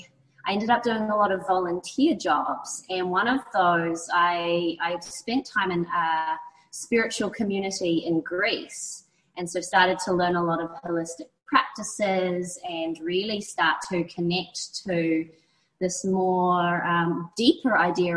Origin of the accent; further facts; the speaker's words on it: New Zealand; moved away; I'm originally from New Zealand. I grew up in a small coastal town